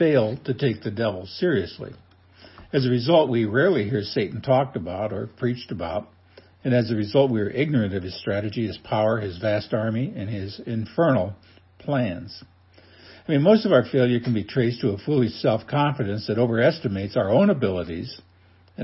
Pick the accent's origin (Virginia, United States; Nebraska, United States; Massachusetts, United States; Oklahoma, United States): Nebraska, United States; growing up in Nebraska, like most people, I became a Cornhusker fan